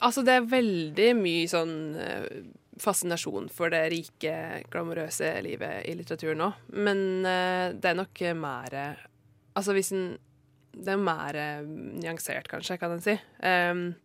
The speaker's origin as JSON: {"language": "Norwegian", "country": "Norway", "said": "jeg er jo eh, fra Norge"}